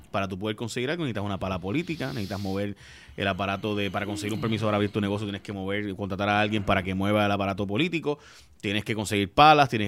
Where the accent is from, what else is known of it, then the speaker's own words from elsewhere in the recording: Puerto Rico; Puerto Rico no es un estado, sino que somos un territorio